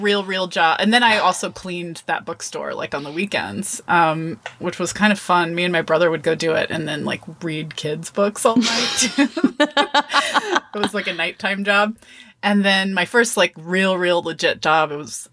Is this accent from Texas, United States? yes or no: yes; Austin, Texas, United States; moved away as an adult; also born or lived in Olympia, Washington; I came back home to, I'm from Austin, Texas. So I came back to Austin